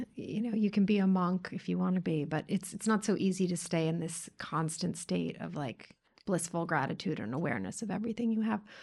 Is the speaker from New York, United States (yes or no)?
yes; New York City, New York, United States; you and I grew up as girls in New York City in an all-girls private school